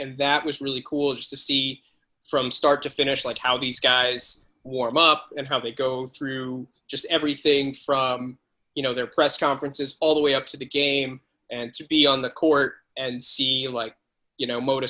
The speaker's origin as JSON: {"language": "English", "area": "Parkland", "region": "Florida", "country": "United States", "tie": "born or raised there", "moved": "yes", "said": "that is my hometown."}